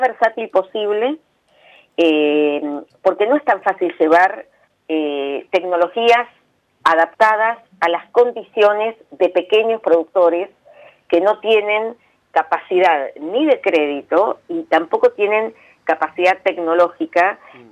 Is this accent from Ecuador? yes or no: no; Argentina